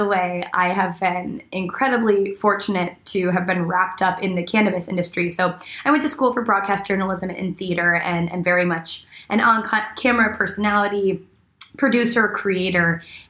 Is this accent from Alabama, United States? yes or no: no; Arizona, United States; also born or lived in Buffalo, New York; now in Los Angeles, United States; I grew up, I was born in Buffalo, New York, grew up in Arizona, all around the States